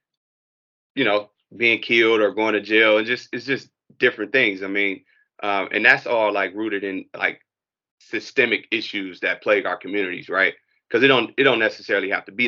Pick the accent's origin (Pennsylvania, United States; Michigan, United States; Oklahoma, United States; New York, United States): Michigan, United States; Detroit; also born or lived in Nashville, Tennessee; I was in Detroit, born and raised in Detroit, on the west side of Detroit, and educated through the Detroit public school system